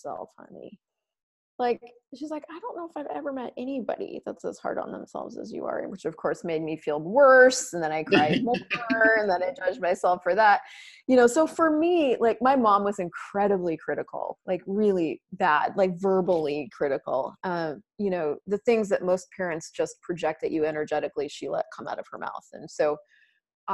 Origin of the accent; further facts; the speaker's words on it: Colorado, United States; moved away as an adult; also born or lived in Alabama; I grew up in Colorado